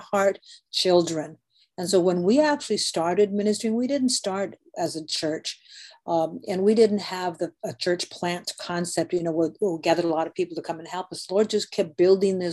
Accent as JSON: {"language": "English", "town": "Guadalupe", "region": "Arizona", "country": "United States", "tie": "born or raised there", "said": "I grew up in Guadalupe, Arizona, so I'm a native Arizonan"}